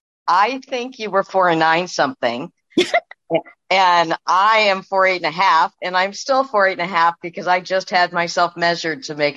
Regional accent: Montgomeryville, Pennsylvania, United States; also born or lived in Philadelphia; I grew up in Lansdale, well, Montgomeryville, actually. We moved there in 1973 from Philadelphia, and I went all through elementary, junior, and high school with you

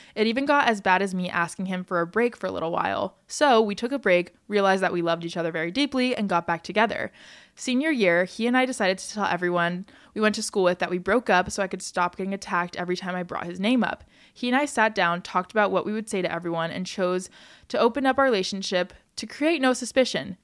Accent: United States; I'm an American and I'm from America

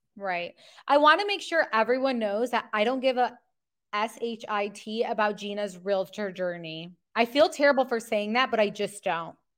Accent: Michigan, United States; we're from Michigan

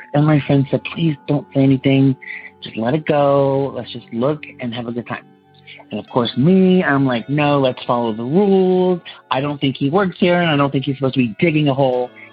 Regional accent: Los Angeles, California, United States; I'm from Los Angeles, California

